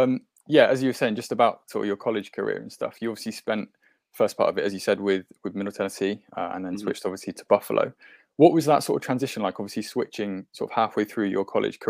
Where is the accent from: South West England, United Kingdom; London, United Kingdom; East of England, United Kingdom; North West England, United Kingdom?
South West England, United Kingdom; Bristol; my hometown team, the Bristol Flyers.